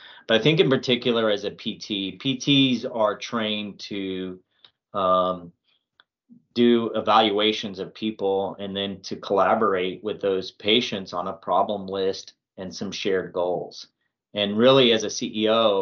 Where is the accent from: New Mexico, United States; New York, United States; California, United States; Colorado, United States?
New Mexico, United States; Albuquerque; moved away as an adult; also born or lived in Georgia; now in Swainsboro, United States; I'm from Albuquerque, New Mexico originally